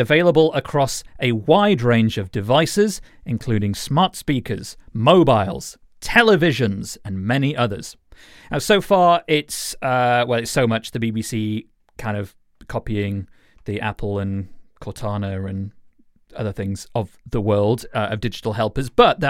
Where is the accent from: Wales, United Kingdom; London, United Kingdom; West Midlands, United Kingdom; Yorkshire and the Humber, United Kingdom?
Yorkshire and the Humber, United Kingdom; Wickersley; including Yorkshire, which is where I am from, although my accent doesn't sound it anymore.